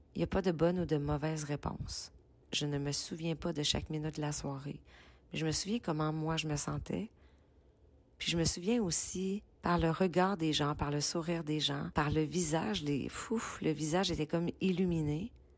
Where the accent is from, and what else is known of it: Quebec, Canada; accent: Québécois